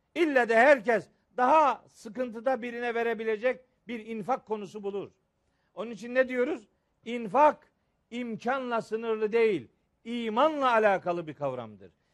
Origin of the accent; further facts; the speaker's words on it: Bayburt, Turkey; moved away; Benim çocukluğum Bayburt'ta geçti. Babam Bayburt'ta imamdı.